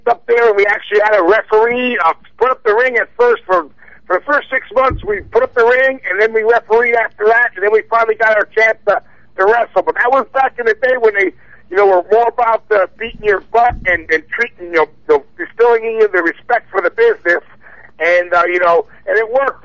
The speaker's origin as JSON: {"language": "English", "town": "Whitehall", "region": "Pennsylvania", "country": "United States", "tie": "born or raised there", "also_born_or_lived": "Allentown, Pennsylvania", "said": "I'm a hometown Pennsylvania boy, born and bred in Allentown, PA, actually Whitehall, Pennsylvania"}